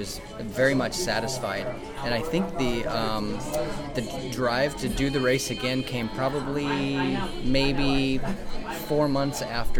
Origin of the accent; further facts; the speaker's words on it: Kendallville, Indiana, United States; I am from Kendallville, Indiana, so the Midwest. Uh-huh. And did you grow up in Indiana? I did. I've lived my whole life in Indiana.